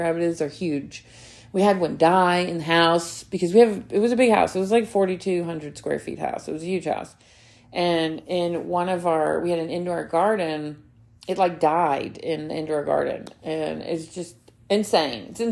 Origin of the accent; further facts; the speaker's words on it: Alabama, United States; moved away; I grew up in Alabama too